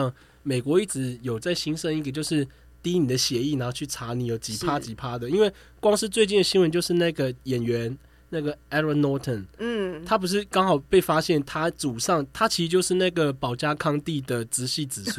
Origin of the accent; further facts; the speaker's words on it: Miaoli County, Taiwan; 我因为我是苗栗人，嗯，所以有很多是客家朋友。